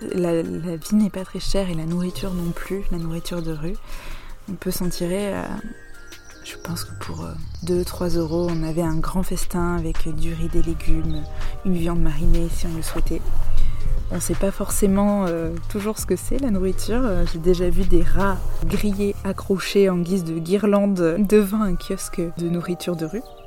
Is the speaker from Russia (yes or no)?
no; France; vous nous reconnaissez en tant que Français